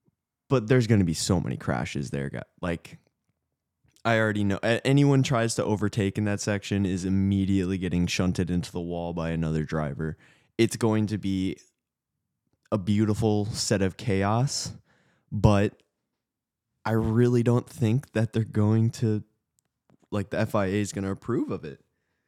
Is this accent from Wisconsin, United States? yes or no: yes; Wisconsin, United States; But growing up in the Midwest, roundabouts are just a part of life. Mm-hmm. I grew up in rural Wisconsin.